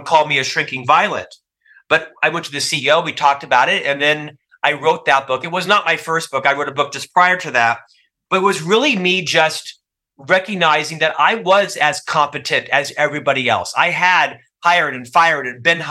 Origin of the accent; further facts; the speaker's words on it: Orlando, Florida, United States; moved away as an adult; also born or lived in Provo, Utah; born and raised in Orlando, Florida